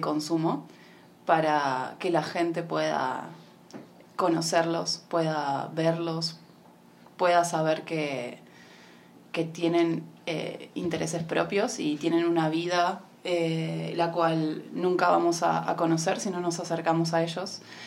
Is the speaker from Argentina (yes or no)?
yes; Argentina; now in Mar del Plata, Argentina; soy de Argentina, de Mar del Plata